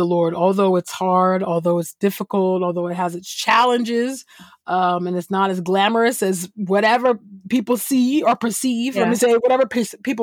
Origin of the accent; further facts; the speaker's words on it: California, United States; I'm originally from California. I was definitely a church kid